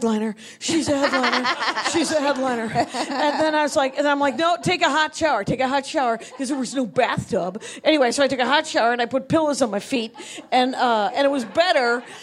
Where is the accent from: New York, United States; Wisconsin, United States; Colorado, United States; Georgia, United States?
Wisconsin, United States; moved away; I'm from Wisconsin